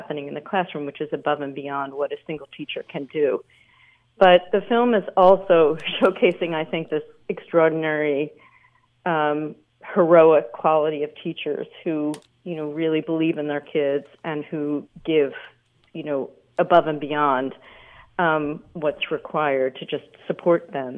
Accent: Philadelphia, Pennsylvania, United States; moved away as an adult; also born or lived in Canada; I grew up in Philadelphia and then ended up in Canada for college.

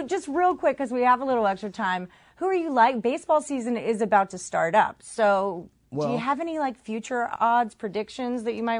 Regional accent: Houston, Texas, United States; Y'all know I'm from Houston.

